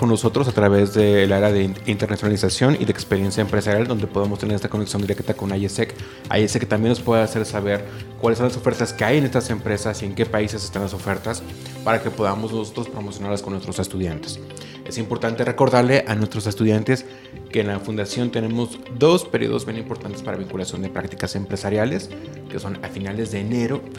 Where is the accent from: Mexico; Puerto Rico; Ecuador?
Mexico; moved away as an adult; now in Colombia; como mexicano trabajando en Colombia.